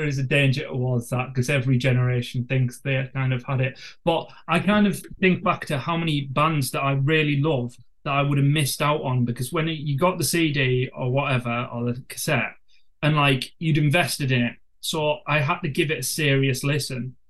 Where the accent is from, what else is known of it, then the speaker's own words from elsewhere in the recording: North East England, United Kingdom; being from the northeast of England, we weren't getting any gigs around here, you know, especially in my hometown